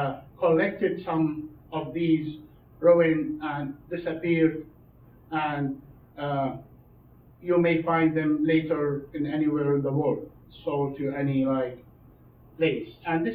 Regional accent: Syria; moved away

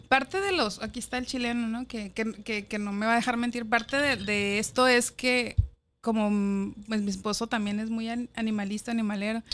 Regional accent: Guadalajara, Jalisco, Mexico; moved away as an adult; also born or lived in Mexico City; Chiquitita Guadalajara. Allá crecí, Ahí estudié en la universidad

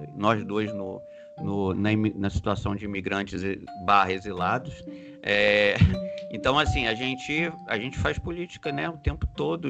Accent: Rio de Janeiro, Brazil; also born or lived in Brasília; now in New York, United States; Eu vivi em Brasília e, e sou carioca e agora vivo em uma cidade como Nova York.

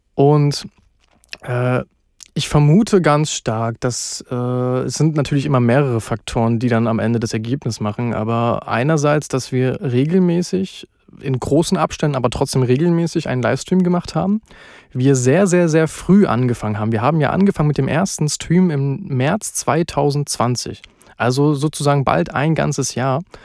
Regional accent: Halle, Saxony-Anhalt, Germany; also born or lived in Berlin; Komme aus Halle eigentlich, bin aber unter der Woche immer in Berlin arbeiten

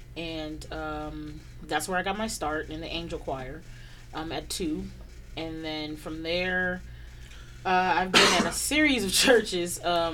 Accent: Oakland, California, United States; also born or lived in Berkeley / San Leandro / Hayward / Redwood City; So, I was born at Alta Bates Hospital in Berkeley, raised in East Oakland, and I kind of moved around a lot. So I was in the greater part of the Bay Area, from Oakland to San Leandro, from San Leandro to Hayward, from Hayward to Redwood City, from Redwood City to Vallejo

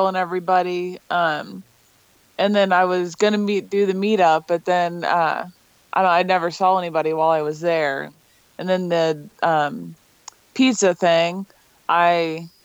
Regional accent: Ocala, Florida, United States; also born or lived in Miami; I grew up in Florida

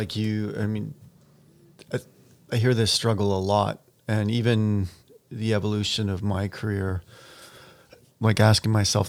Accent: Campbell River, British Columbia, Canada; I grew up in Campbell River.

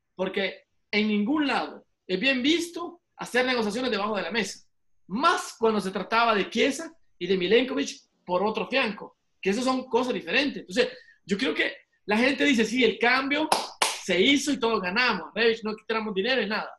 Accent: El Salvador; soy salvadoreño

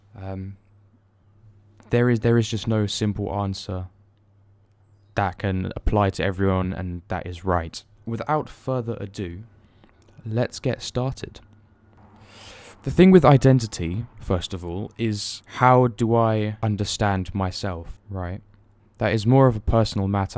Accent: Germany; moved away; me being born and raised there. Well, to a certain extent, I was raised there, not all my life.

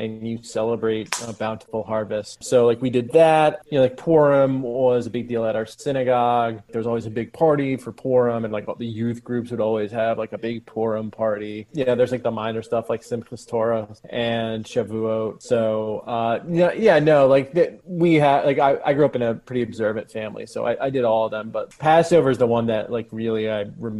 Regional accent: Connecticut, United States; I'm Connecticut. Well, I mean, I grew up in Connecticut

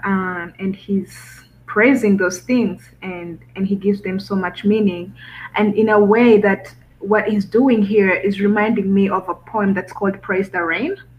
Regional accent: Rwanda; moved away; I'm um, an student from uh, Rwanda, East Africa

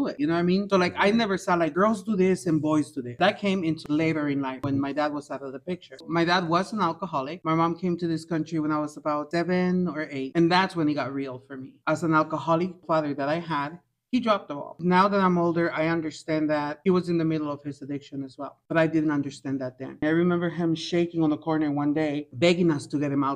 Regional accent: Guatemala; I was born in Guatemala.

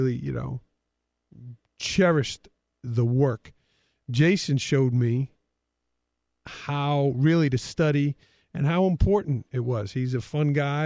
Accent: New York City, New York, United States; I grew up in Staten Island

